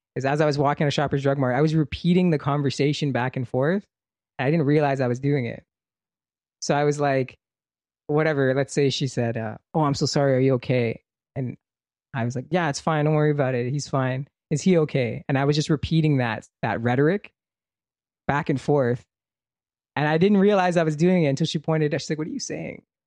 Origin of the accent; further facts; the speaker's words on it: Brampton, Ontario, Canada; I was from Brampton